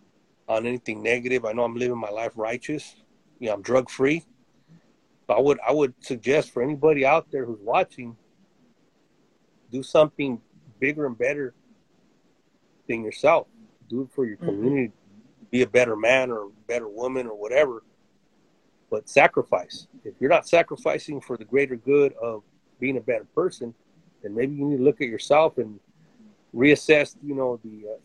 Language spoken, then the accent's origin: English; Modesto, California, United States; also born or lived in Stockton, California; I'm from Modesto, Stockton